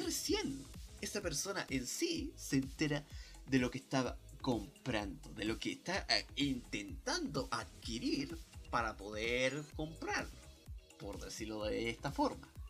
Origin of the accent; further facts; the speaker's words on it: Chile; como persona chilena